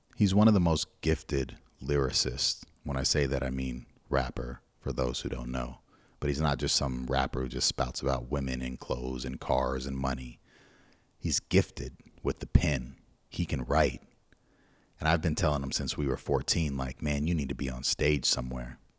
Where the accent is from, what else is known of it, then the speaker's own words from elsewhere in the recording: Pasadena, California, United States; we're from Pasadena. And Pasadena is known as blood gang territory, at least where we grew up